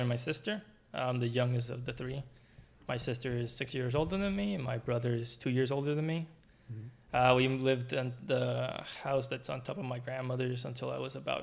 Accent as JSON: {"language": "English", "country": "Puerto Rico", "tie": "born or raised there", "moved": "as an adult", "lives_now": "United States", "said": "I was born, raised until I was 24, 25, and I moved to start my graduate studies."}